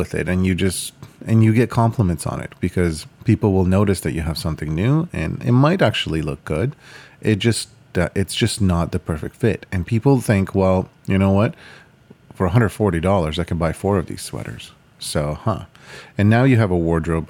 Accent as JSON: {"language": "English", "country": "Ukraine", "tie": "born or raised there", "moved": "yes", "said": "I was born in Ukraine"}